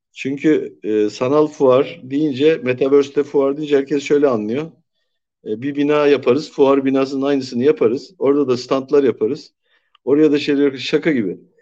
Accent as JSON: {"language": "Turkish", "country": "Turkey"}